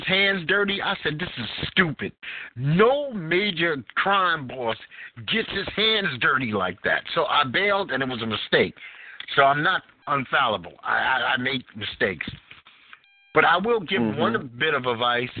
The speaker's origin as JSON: {"language": "English", "town": "New York City", "region": "New York", "country": "United States", "tie": "born or raised there", "moved": "yes", "said": "the way that I grew up in Bed-Stuy"}